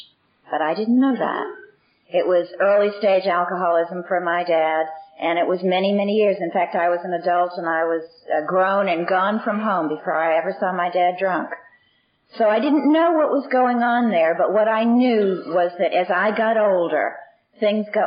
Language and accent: English; Boston, Massachusetts, United States; I was born in Boston, and I'm the eldest of six children